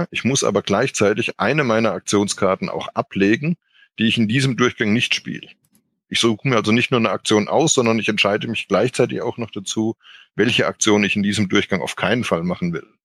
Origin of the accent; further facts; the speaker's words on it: Rhineland-Palatinate, Germany; zurück nach Karlsruhe, beziehungsweise in die Westpfalz, wo ich herkomme, und war dann da erstmal arbeitslos